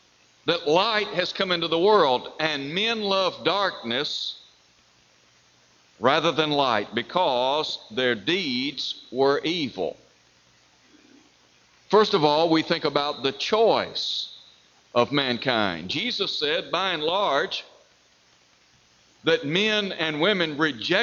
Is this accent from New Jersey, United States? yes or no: no; Chattanooga, Tennessee, United States; when I was growing up in Chattanooga, Tennessee